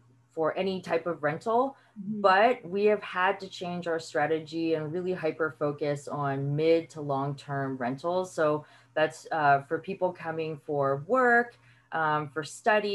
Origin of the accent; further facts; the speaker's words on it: United States; moved away; also born or lived in Paris, France; I am American, but I did study and work there for over 12 years.